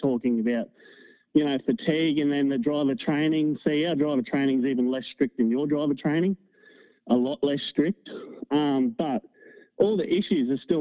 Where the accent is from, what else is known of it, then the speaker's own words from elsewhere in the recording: Australia; I'm Australian